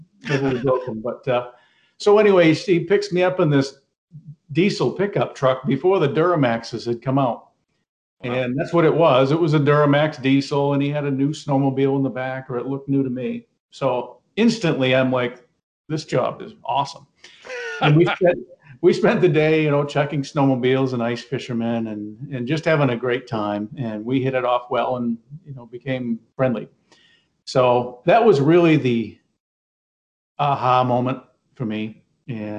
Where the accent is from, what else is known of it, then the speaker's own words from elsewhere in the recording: Maine, United States; Yeah, I grew up in Maine. I grew up about 20 minutes from where I am right now.